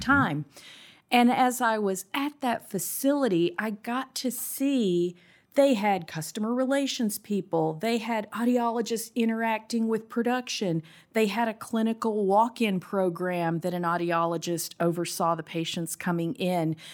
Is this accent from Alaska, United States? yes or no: no; South Carolina, United States; also born or lived in Austin, Texas; now in Eden Prairie, United States; I'm from South Carolina